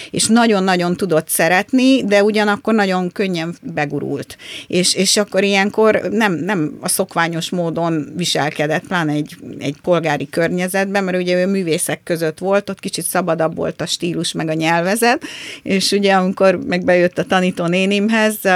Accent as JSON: {"language": "Hungarian", "country": "Brazil", "tie": "born there", "said": "Én Brazíliába születtem"}